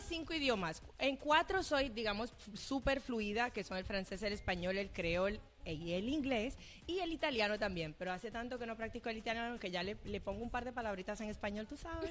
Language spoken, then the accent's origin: Spanish; Dominican Republic; also born or lived in Port-au-Prince, Haiti; nací en Puerto Príncipe, Haití, crecí en la República Dominicana